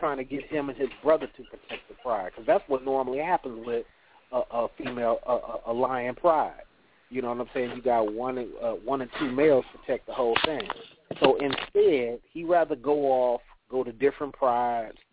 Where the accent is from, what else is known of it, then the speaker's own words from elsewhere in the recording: California, United States; now in the South, United States; I'm down here in the South, and I'm from California